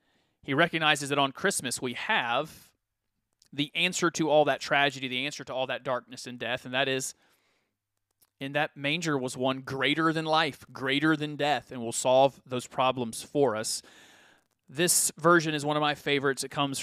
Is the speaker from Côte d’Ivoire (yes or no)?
yes; Farakasadugu, Côte d’Ivoire; Well, in the flesh, I came from Farakasadugu, Ivory Coast.